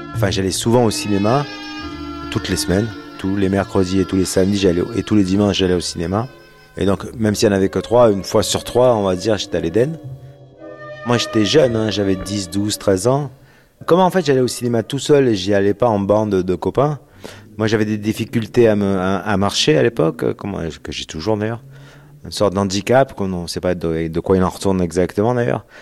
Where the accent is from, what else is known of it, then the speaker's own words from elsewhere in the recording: La Ciotat, Provence-Alpes-Côte d'Azur, France; je suis né à La Ciotat et que j'ai grandi en grande partie à La Ciotat